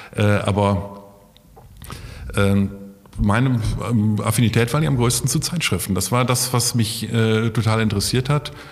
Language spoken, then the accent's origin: German; Osnabrück, Lower Saxony, Germany; moved away as an adult; also born or lived in Göttingen; now in Essen, Germany; ich bin äh, in Osnabrück geboren, also in der totalen Provinz, habe da mein Abitur gemacht, bin am letzten Tag nach meinem Abitur gleich abgehauen